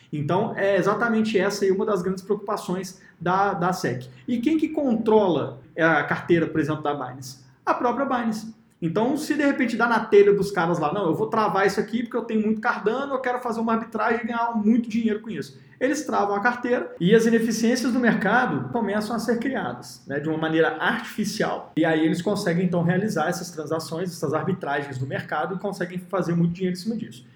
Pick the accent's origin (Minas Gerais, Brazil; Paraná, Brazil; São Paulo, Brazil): Minas Gerais, Brazil; como eu sou de Minas Gerais